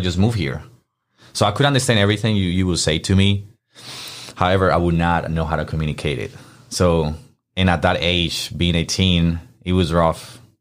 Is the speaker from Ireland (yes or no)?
no; Colombia; English is a second language; also born or lived in Miami, Florida; now in Memphis, United States; my home country